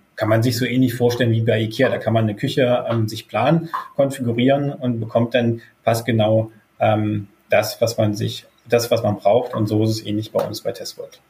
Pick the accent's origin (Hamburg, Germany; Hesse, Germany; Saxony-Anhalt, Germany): Saxony-Anhalt, Germany; Wittenberg; kommen die Gründer, also Simon und ich, hier auch gebürtig aus der Lutherstadt Wittenberg